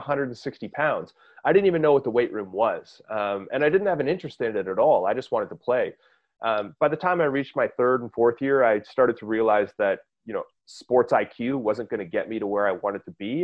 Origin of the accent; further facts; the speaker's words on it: Canada; as a Canadian in an environment where, you know, we get like 3 good months of summer a year.